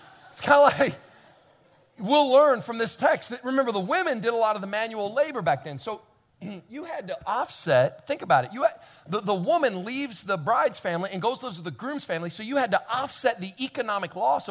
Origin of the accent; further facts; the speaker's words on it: Kentucky, United States; I grew up in Kentucky